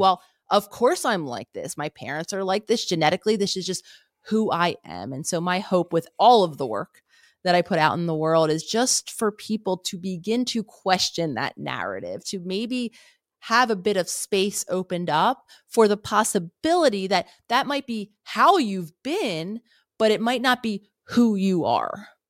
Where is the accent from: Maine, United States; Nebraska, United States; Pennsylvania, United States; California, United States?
Pennsylvania, United States; Philadelphia; I grew up in Philadelphia